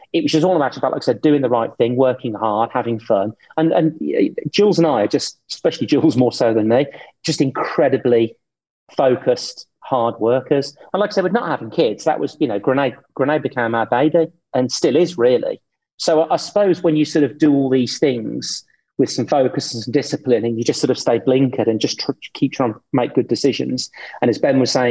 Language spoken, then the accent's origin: English; Birmingham, West Midlands, United Kingdom; I grew up with Cadbury's, you probably did too, because obviously I'm from Birmingham